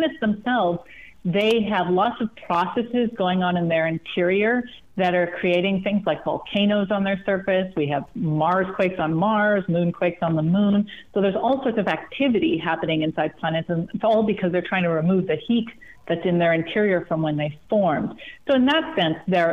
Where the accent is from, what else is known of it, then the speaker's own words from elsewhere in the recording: Sudbury, Ontario, Canada; where I grew up in Northern Ontario, a town called Sudbury